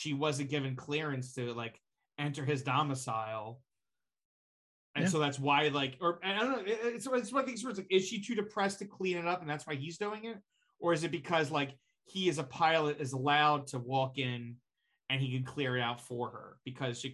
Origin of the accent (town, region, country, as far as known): New Jersey, United States